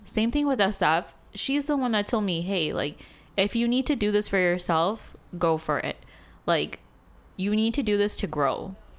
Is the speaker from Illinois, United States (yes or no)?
yes; Chicago, Illinois, United States; moved away as an adult; also born or lived in South Africa; now in San Francisco, United States; in Chicago, I didn't grow up having kind of like a identity crisis